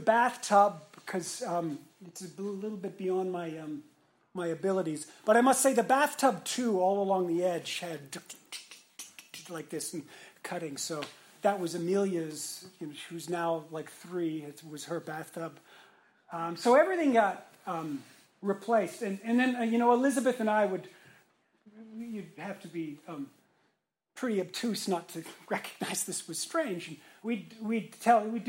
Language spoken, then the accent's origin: English; Montreal, Quebec, Canada; also born or lived in Toronto; now in Raleigh, United States; before Toronto, I was born in Montreal.